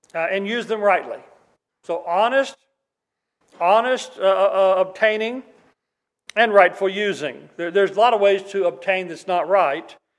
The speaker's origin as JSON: {"language": "English", "region": "Oklahoma", "country": "United States", "tie": "born or raised there", "moved": "yes", "said": "when I was a kid in Oklahoma"}